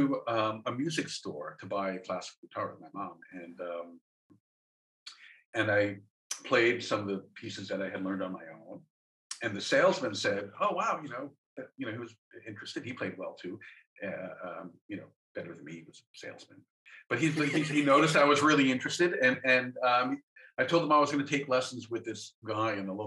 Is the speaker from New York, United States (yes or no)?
yes; New York City, New York, United States; I'm from Staten Island